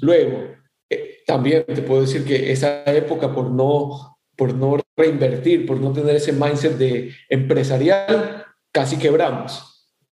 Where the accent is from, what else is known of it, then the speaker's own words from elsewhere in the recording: Ecuador; now in Miami, United States; soy ecuatoriano